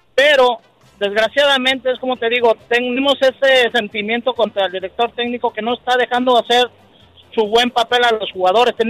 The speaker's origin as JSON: {"language": "Spanish", "country": "Mexico", "said": "Yo soy mexicano"}